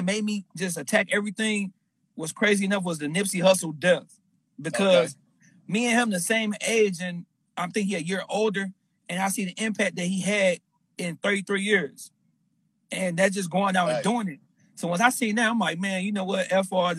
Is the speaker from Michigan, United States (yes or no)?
yes; Michigan, United States; I'm from Michigan